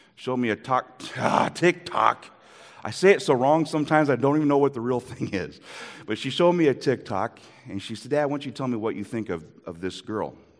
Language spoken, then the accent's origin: English; Iowa, United States; moved away; also born or lived in Minnesota; I am from Iowa